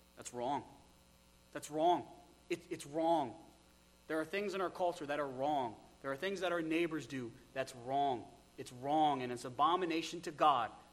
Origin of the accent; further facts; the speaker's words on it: United States; we're American